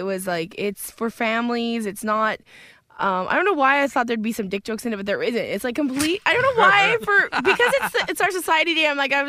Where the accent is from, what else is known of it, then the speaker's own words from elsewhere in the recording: Edmonton, Alberta, Canada; My hometown hosting